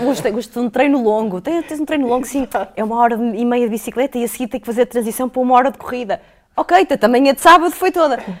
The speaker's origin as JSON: {"language": "Portuguese", "town": "Porto", "region": "Norte", "country": "Portugal", "tie": "born or raised there", "also_born_or_lived": "Vila Nova de Gaia", "moved": "as an adult", "lives_now": "Lisbon, Portugal", "said": "eu, menina, nascida e criada no Porto, sempre com a família ali no Porto, com a escola no Porto"}